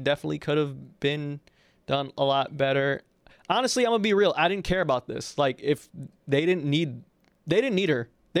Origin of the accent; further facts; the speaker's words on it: United States; we're black, we are American